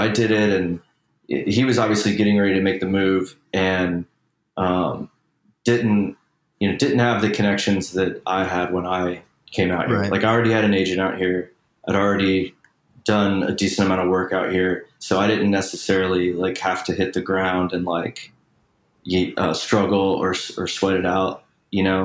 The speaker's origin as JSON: {"language": "English", "town": "Chattanooga", "region": "Tennessee", "country": "United States", "tie": "born or raised there", "also_born_or_lived": "Nashville, Tennessee", "moved": "as an adult", "lives_now": "Los Angeles, United States", "said": "I was born in Tennessee in a town called Chattanooga"}